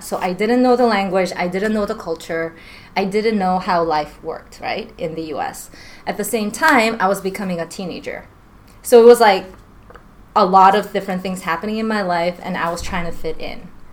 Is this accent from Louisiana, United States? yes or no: no; New York, United States; moved away as an adult; now in Washington, United States; I grew up in New York most of my life